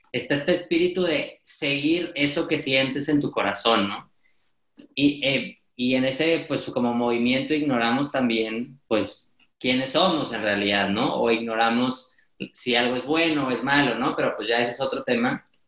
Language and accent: Spanish; Monterrey, Nuevo León, Mexico; estudio comunicación en Monterrey, soy regiomontano, aquí mexicano